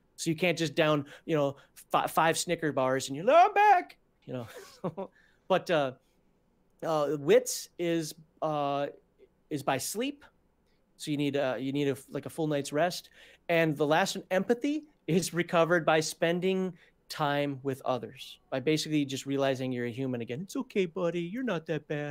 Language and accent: English; Minnesota, United States; I'm from Minnesota. We wear a red flannel up there